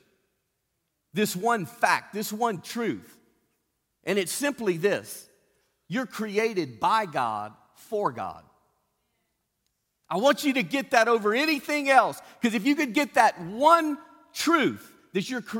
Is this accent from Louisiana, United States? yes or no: yes; Cajun, Louisiana, United States; Being a Cajun